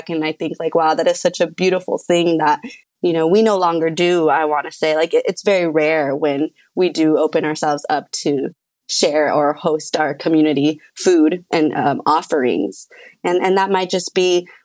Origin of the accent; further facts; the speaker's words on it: Los Angeles, California, United States; also born or lived in Arleta, Los Angeles; I grew up in Los Angeles in a little spot called El Sereno